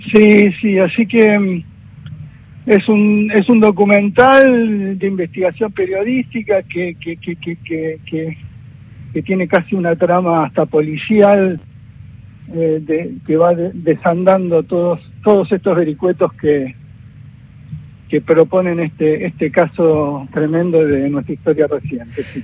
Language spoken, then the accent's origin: Spanish; Argentina; como argentinos